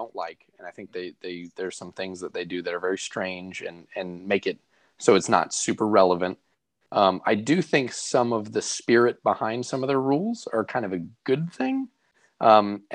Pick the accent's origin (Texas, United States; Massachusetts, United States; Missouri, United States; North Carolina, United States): Missouri, United States; St. Louis; moved away; I'm originally from St. Louis, Missouri